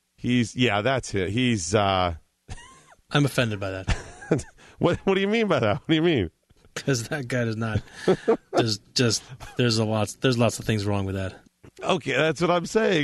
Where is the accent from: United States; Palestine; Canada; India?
United States; Cleveland, Ohio; I'm from Cleveland.